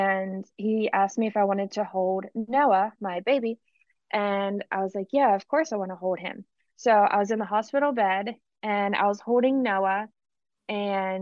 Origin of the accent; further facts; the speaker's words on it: Pennsylvania, United States; now in Mississippi, United States; My dad and my stepmom, I'm from Pennsylvania, so they still live in Pennsylvania.